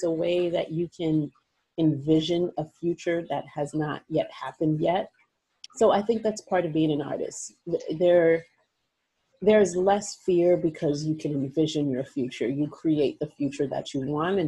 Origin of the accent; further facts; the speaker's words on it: New York City, New York, United States; I grew up in New York City.